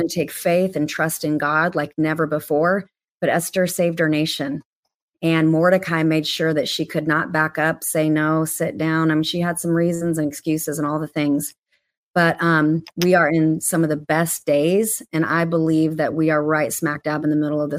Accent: Portland, Oregon, United States; my hometown of Portland, Oregon

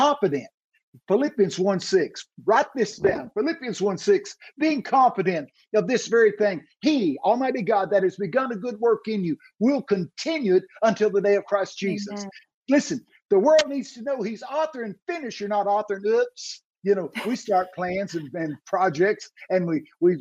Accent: Texas, United States; I'm from Texas

